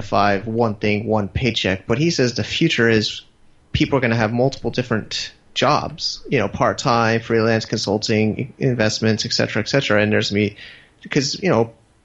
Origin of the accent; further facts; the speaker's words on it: United States; moved away; I'm an American